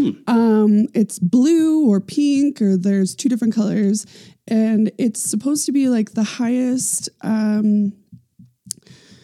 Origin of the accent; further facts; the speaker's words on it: Boston, Massachusetts, United States; moved away; also born or lived in Nantucket, Massachusetts; I'm from Boston and Nantucket, Massachusetts.